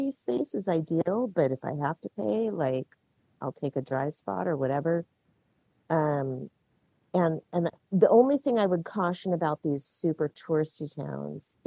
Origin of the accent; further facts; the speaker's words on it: California, United States; moved away as an adult; also born or lived in Washington; So I lived in Washington for 25 years. I grew up in California.